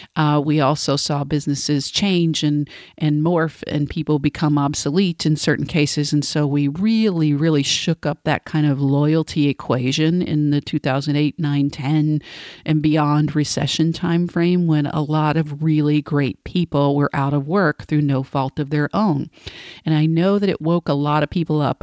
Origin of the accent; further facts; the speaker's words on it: Cleveland, Tennessee, United States; moved away; I'm coming to you today from Cleveland, Tennessee, my hometown, from my childhood bedroom, actually, where I'm visiting family over the weekend